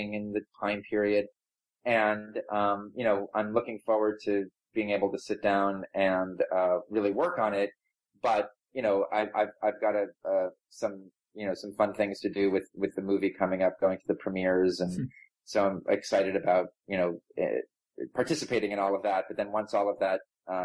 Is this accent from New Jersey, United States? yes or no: yes; New Jersey, United States; I grew up in New Jersey